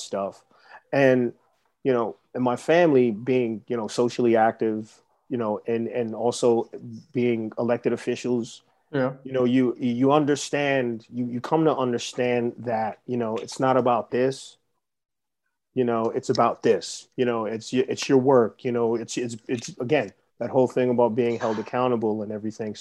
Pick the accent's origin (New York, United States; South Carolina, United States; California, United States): New York, United States; New York City; growing up in the Bronx